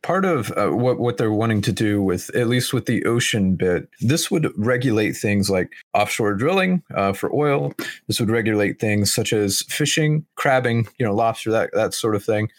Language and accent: English; Oklahoma, United States; I'm from Oklahoma